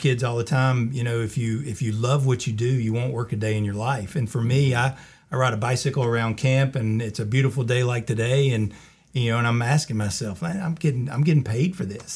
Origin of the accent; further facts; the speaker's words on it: Colfax, North Carolina, United States; also born or lived in Charlotte / High Point; I grew up in the Colfax area